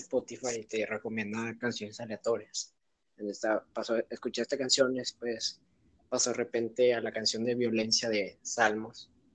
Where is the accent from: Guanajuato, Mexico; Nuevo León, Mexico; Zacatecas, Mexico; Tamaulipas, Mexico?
Nuevo León, Mexico; Monterrey; somos aquí de Monterrey